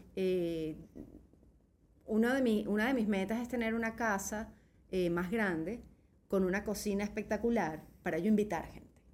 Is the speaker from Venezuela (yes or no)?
yes; Venezuela; moved away as an adult; now in Spain; yo salí de Venezuela muy molesta con Venezuela, ¿ok? Eh, yo estaba bien, o sea, en el sentido económico, mi casa, todo tal. Yo salí con 36 años